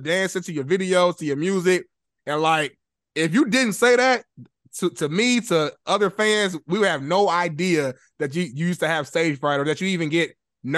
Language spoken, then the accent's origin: English; Indianapolis, Indiana, United States; now in Los Angeles, United States; I'm in LA. You in LA. You from Nap. I'm from Nap. Used to be tight back in the day.